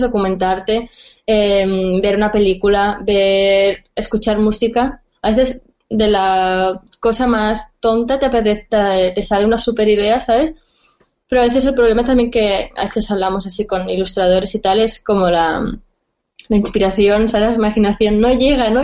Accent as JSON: {"language": "Spanish", "town": "Barcelona", "region": "Catalonia", "country": "Spain", "said": "soy de Barcelona"}